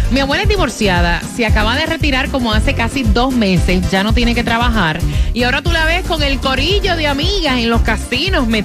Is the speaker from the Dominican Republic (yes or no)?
yes; Dominican Republic; Dominicana, mi amor.